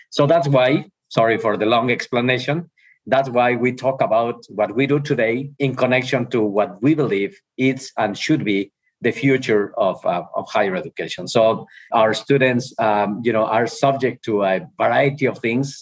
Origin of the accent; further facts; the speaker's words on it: Ojuelos, Jalisco, Mexico; English is a second language; moved away as an adult; also born or lived in Mexico City / Massachusetts / Arizona; I'm from Mexico. I'm from a small town in Mexico, Ojuelos, uh, which is the capital of the world. And uh, when I was living in Ojuelos, for me, uh, as a kid